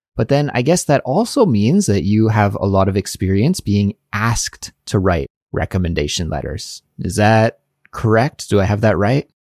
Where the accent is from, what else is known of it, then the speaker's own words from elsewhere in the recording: Canada; accent: Canadian; My Canadian accent really comes out